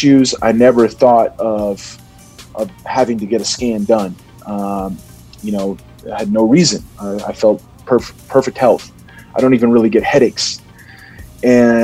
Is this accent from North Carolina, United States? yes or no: no; Cincinnati, Ohio, United States; I was born in Cincinnati